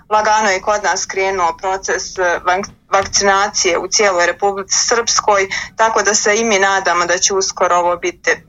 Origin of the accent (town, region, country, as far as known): Bosnia & Herzegovina